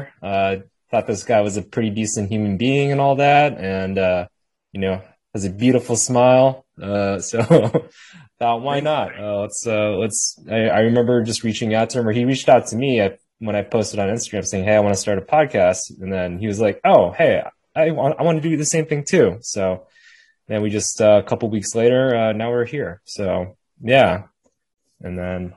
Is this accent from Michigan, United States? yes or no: no; Chicago, Illinois, United States; I'm from Chicago. I'm actually in Chicago. I have the Chicago background